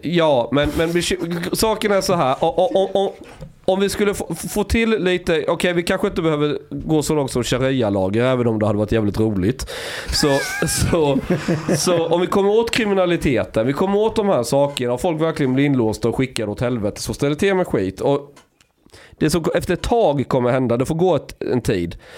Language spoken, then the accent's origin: Swedish; Osby, Skåne, Sweden; på 90-talet säger vi i Osby där jag växte upp